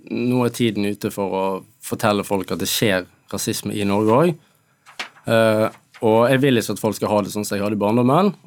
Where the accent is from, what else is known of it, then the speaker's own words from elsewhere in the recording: Ethiopia; now in Norway; Nei, klart jeg er jo fra Etiopia. Jeg har en eh, annen farge.